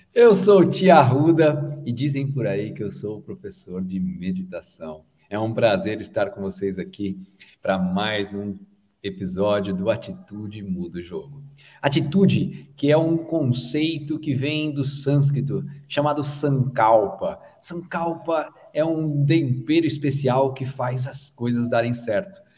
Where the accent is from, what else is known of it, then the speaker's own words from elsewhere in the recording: Brazil; also born or lived in Australia; que sou brasileiro